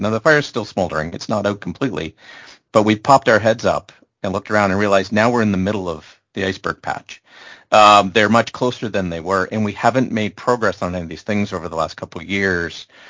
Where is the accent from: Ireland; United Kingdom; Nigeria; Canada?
Canada; from a Canadian perspective